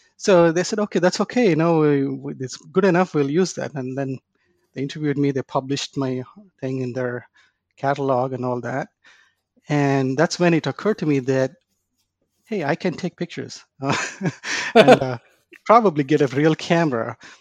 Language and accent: English; India; moved away as an adult; now in Dallas, United States; I was born and raised in India. I uh, came to the United States to go to grad school